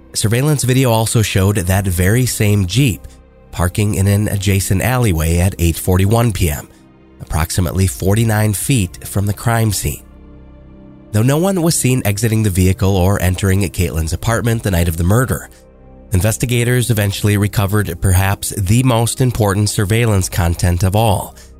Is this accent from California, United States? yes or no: no; Austin, Texas, United States; I'm from Austin, Texas